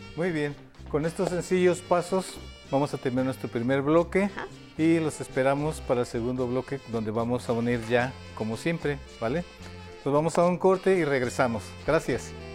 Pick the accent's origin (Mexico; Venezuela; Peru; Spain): Mexico; soy ciudadano mexicano y tengo interés este, en la cultura de mi país